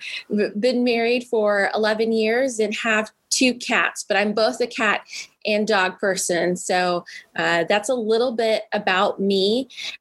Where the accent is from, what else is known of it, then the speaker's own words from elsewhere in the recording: Midwest, United States; also born or lived in Indianapolis; I grew up in the Midwest and had been living in Indianapolis